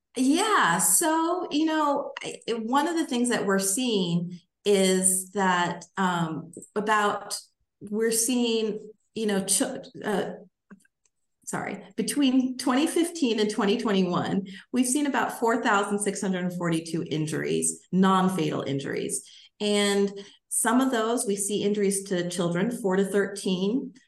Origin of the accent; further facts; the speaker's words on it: Alaska, United States; now in Michigan, United States; I grew up in Alaska